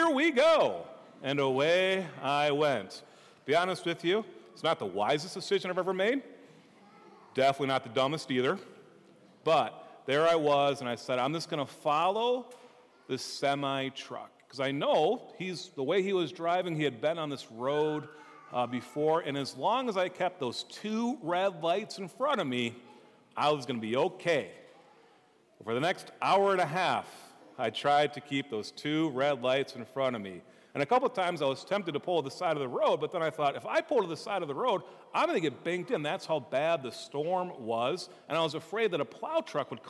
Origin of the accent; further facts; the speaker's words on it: Minnesota, United States; I'm from Minnesota